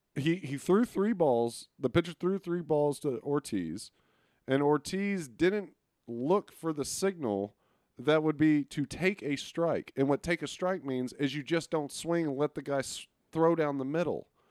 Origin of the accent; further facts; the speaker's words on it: Arlington, Texas, United States; also born or lived in Beaumont, Texas; I, I am a guy that uh, is from Texas. I was born in Arlington